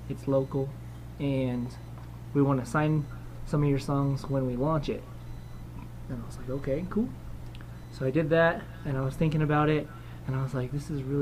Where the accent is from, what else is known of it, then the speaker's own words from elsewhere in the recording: Colorado, United States; I was raised in Colorado.